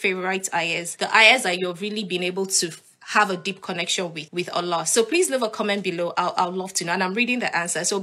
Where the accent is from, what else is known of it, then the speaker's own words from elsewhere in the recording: Nigeria; moved away as an adult; now in United Kingdom; I'm Nigerian. I used to live in Nigeria and I love living in Nigeria.